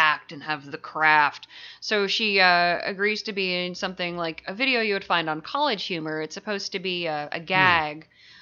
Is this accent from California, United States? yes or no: no; Concord, Massachusetts, United States; moved away; I lived in Concord, so I'd get a ride into Alewife and hang out at Harvard Square